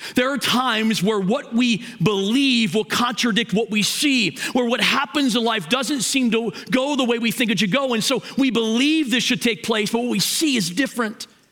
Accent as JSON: {"language": "English", "town": "Hagerstown", "region": "Maryland", "country": "United States", "moved": "yes", "lives_now": "Mansfield, United States", "said": "I'm from Hagerstown. I'm a West Ender"}